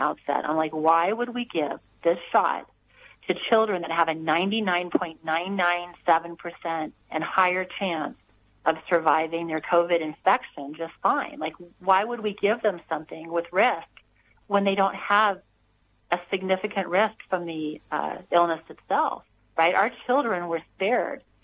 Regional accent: United States; I was born here in America where we had freedom

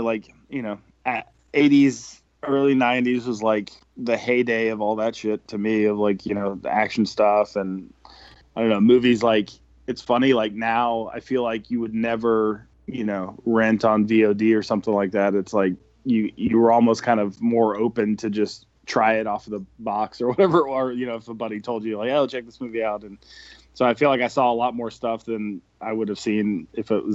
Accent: Atlanta, Georgia, United States; I'm from Atlanta

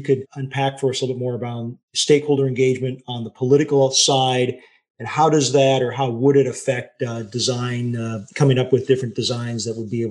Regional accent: Northern Michigan, United States; I grew up in Northern Michigan, but I grew up in a very small town.

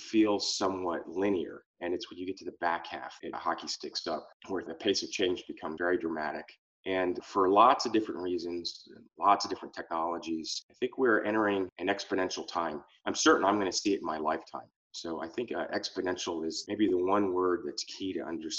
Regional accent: East Coast, United States; moved away as an adult; also born or lived in California; I grew up on the East Coast

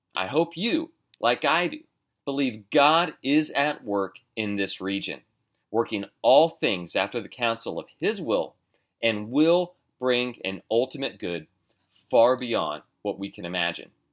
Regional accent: United States; I am an American

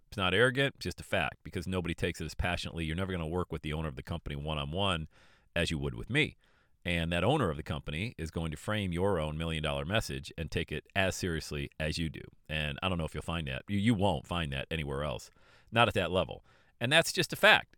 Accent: Bradford, Pennsylvania, United States; I grew up in Bradford, Pennsylvania, population eight thousand people

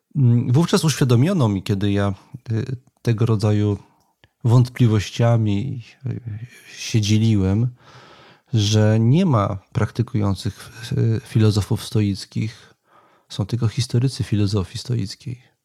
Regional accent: Warsaw, Masovian Voivodeship, Poland; jestem z, z, z urodzenia warszawiakiem i jednym z takich częstych miejsc moich przechadzek była warszawska

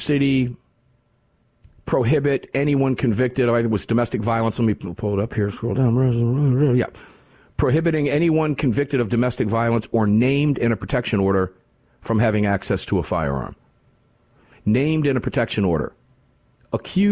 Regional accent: Cincinnati, Ohio, United States; I was born in Cincinnati

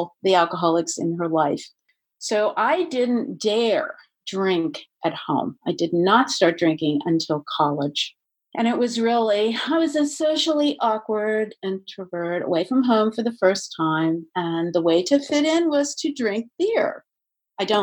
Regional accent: Maryland, United States; I'm from Maryland

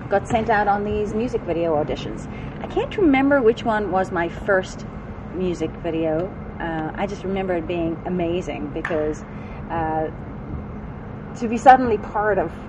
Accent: South Africa; now in United States; when I came from South Africa, I when I came to the States, I had a very strong dance background, and. Um, also had extremely heavy accent

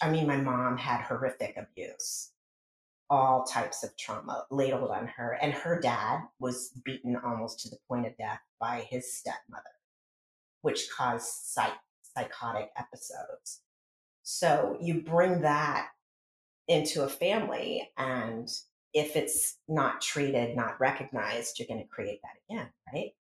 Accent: rural town in middle Pennsylvania, United States; moved away as an adult; also born or lived in New York City; out in a rural town in Pennsylvania, the middle of five kids with two pseudo adults at the helm

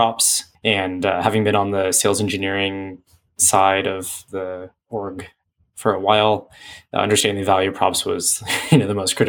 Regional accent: San Francisco Bay Area, California, United States; moved away as an adult; now in Santa Barbara, United States; I came from the San Francisco Bay Area, much like many of us at PagerDuty, but ended up down here in Santa Barbara because that's where I went to school

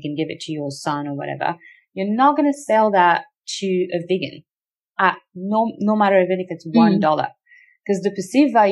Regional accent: Australia; as an Australian

